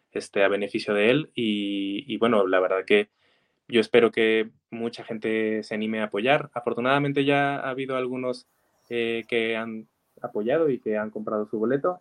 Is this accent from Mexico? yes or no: yes; Zacatecas, Mexico; yo vengo de aquí de Zacatecas, ¿no? Que para mí es una maravillosa ciudad, es, mi ciudad natal